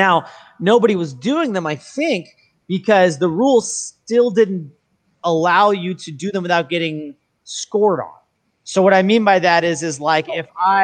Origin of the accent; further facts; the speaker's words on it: Fort Worth, Texas, United States; moved away as an adult; also born or lived in New York City / New Orleans; now in Bay Area, United States; I was actually born and raised in Fort Worth, Texas